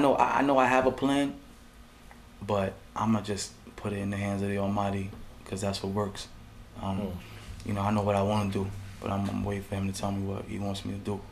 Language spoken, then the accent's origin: English; Yonkers, New York, United States; moved away; I'm from Yonkers, man. So Yonkers pride is deep